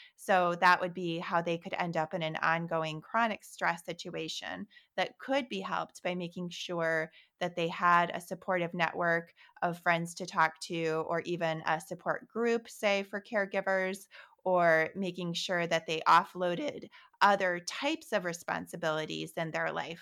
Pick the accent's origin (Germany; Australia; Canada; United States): United States; Holland, Michigan; moved away; also born or lived in New York City; when I was eight years old, growing up in Holland, Michigan